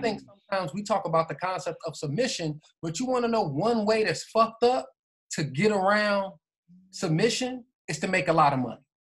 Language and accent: English; United States; we being African American